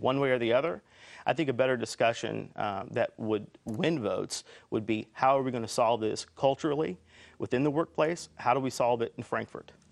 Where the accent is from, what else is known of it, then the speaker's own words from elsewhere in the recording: Elizabethtown, Kentucky, United States; I'm from Elizabethtown, I live in Elizabethtown